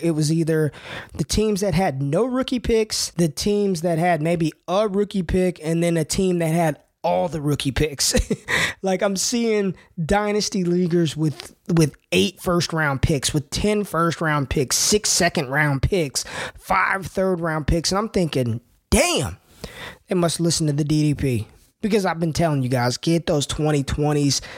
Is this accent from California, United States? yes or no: no; Las Vegas, Nevada, United States; my hometown, Las Vegas, Nevada